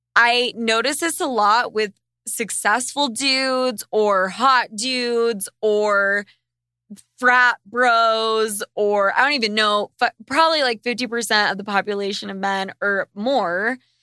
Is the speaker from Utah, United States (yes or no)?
yes; Utah, United States; I grew up in Utah